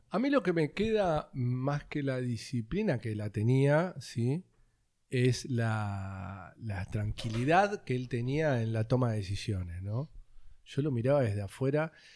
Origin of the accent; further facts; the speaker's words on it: Bernal, Buenos Aires Province, Argentina; also born or lived in Comodoro Rivadavia, Chubut; éramos de Bernal, Bernal Oeste. Yo nací en Comodoro Rivadavia, en Chubut